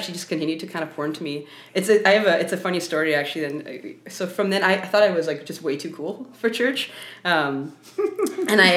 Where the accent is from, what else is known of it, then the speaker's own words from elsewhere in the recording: Vancouver, British Columbia, Canada; I grew up in Vancouver